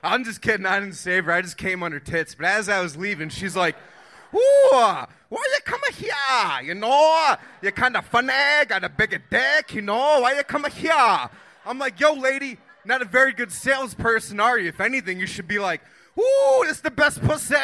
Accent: Philadelphia, Pennsylvania, United States; moved away as an adult; now in Austin, United States; Philadelphia area.

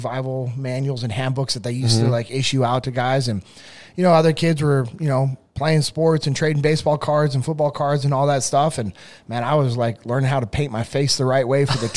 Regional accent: Sacramento, California, United States; I grew up in Sacramento

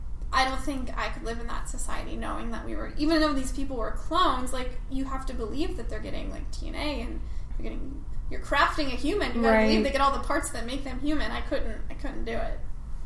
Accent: Cincinnati, Ohio, United States; moved away; I'm from Cincinnati, Ohio, originally.

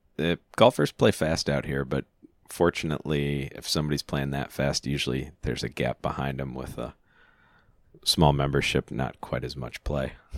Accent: near Freeport, Illinois, United States; we came from a town of five hundred people

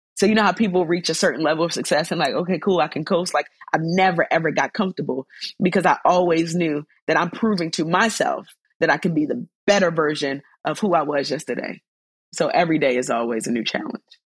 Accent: Baltimore, Maryland, United States; Baltimore, my hometown

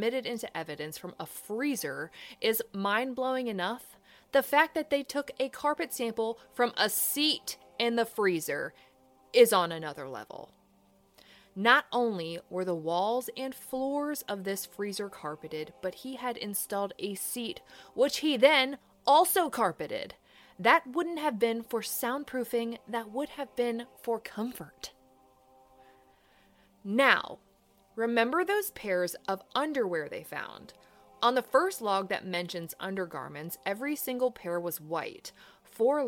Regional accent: Virginia, United States; I'm from Virginia

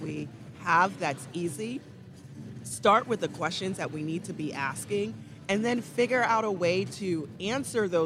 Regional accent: Jamaica; moved away; I'm an immigrant. I was born and raised in Jamaica, and yeah, Jamaica is home for me

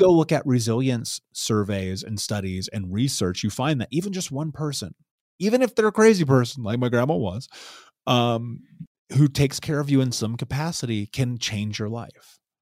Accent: Indianapolis, Indiana, United States; So I grew up in Indianapolis, in Indiana

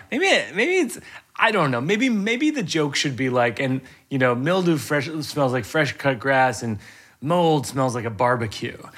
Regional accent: Massachusetts, United States; I grew up in Massachusetts

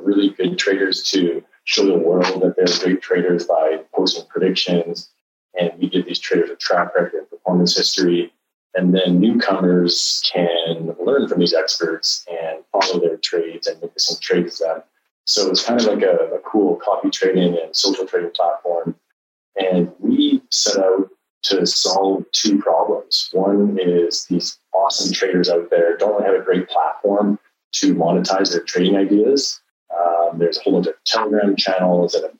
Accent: Canada; now in Singapore; I'm from Canada

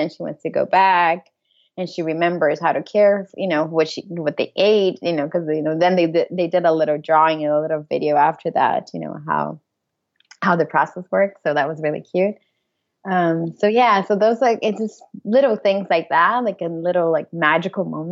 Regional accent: Brazil; also born or lived in Hamburg / Washington D.C. / Madrid; now in Birmingham, Michigan, United States; I'm from Brazil

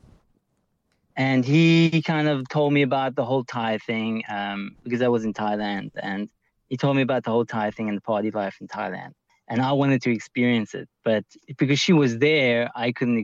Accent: Cape Town, Western Cape, South Africa; in Cape Town, because I'm from Cape Town

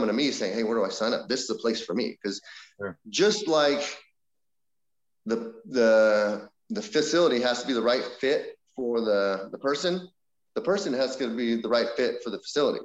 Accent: Northern California, United States; I'm from NorCal

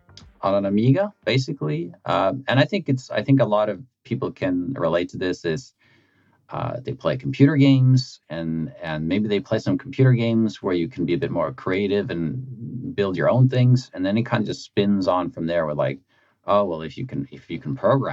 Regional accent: Norway; I grew up in a kind of small town, blue collar kind of industrial town, where my memories of kind of growing up is a bit like just all the factories

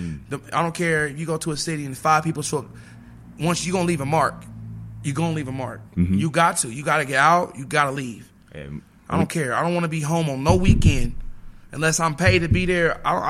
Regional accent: Midwest, United States; I'm from the Midwest. I can put on my flannel like this with my boots on.

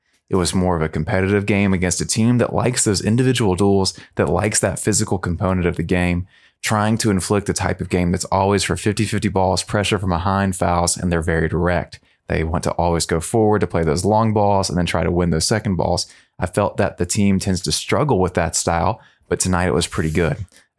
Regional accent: South Georgia, United States; I'm from South Georgia.

